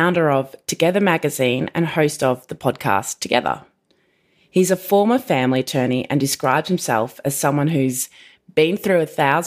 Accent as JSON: {"language": "English", "country": "Australia", "moved": "as an adult", "lives_now": "Los Angeles, United States", "said": "being an Aussie newly"}